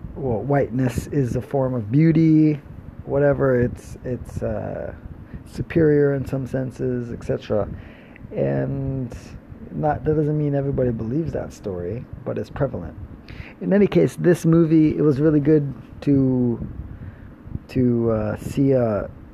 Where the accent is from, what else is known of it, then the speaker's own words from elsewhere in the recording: Florida, United States; growing up in Florida